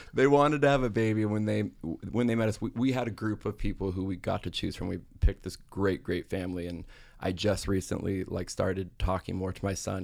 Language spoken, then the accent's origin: English; Pasadena, California, United States; I grew up in Pasadena, California, where there's actually not a lot of Mormons